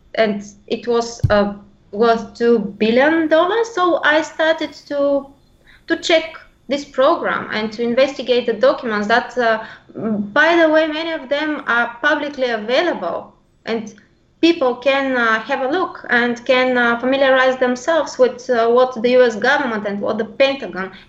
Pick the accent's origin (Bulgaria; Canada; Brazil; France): Bulgaria; English is a second language; I'm from Bulgaria